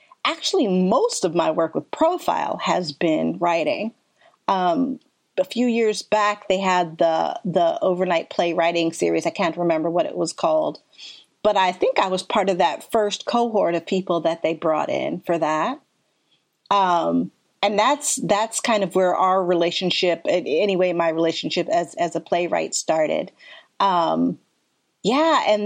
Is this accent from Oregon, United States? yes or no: no; Ohio, United States; moved away as an adult; also born or lived in Philadelphia, Pennsylvania; now in Portland, United States; I was born in Philadelphia, spent most of my life in Ohio, came to Portland actually just after 9/11